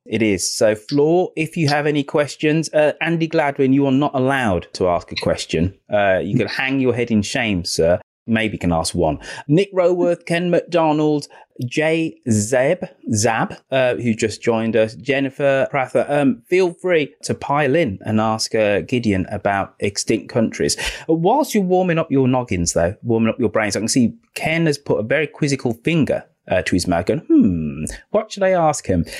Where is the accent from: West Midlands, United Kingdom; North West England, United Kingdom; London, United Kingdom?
West Midlands, United Kingdom; Birmingham; moved away; God's own city, God's own country is my hometown of Birmingham